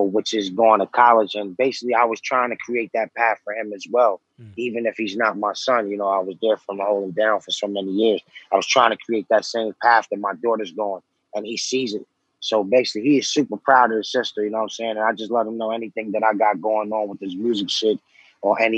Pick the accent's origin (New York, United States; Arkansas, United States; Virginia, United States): New York, United States; New York City; also born or lived in Lower East Side, New York; I'm from Far Rockaway. I was born out there. You know what I'm saying? Growing up in Rockaway was pretty tough